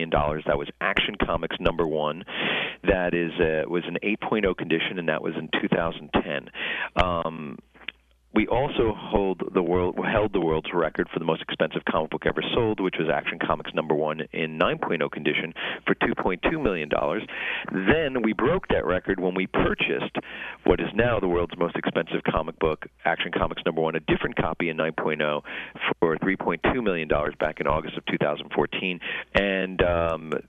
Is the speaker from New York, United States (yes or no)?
yes; New York City, New York, United States; my hometown of Rockaway Beach, where I grew up in Queens